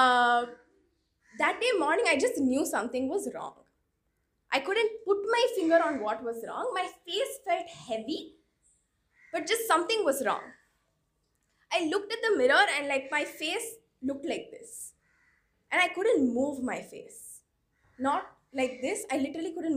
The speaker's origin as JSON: {"language": "English", "town": "Chennai", "region": "Tamil Nadu", "country": "India", "tie": "born or raised there"}